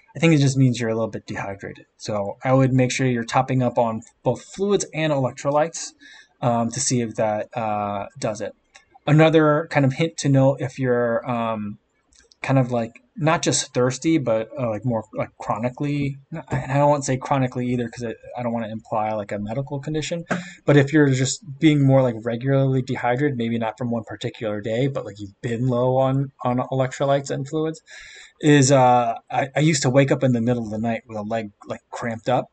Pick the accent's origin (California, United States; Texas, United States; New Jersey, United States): New Jersey, United States; Monmouth County; also born or lived in Middlesex County, New Jersey / Hunterdon County, New Jersey; I grew up in Middlesex County near Rutgers, and then we moved down towards the shore. I was in Monmouth County for a while, and then we moved again, we were on the west side of the state um, in Hunterdon County